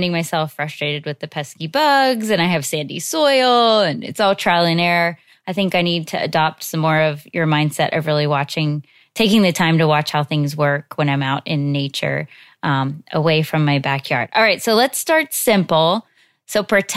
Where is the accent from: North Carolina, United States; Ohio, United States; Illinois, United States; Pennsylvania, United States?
Pennsylvania, United States; Pittsburgh; moved away; I'm from Pittsburgh originally, so it's nice to reconnect with my city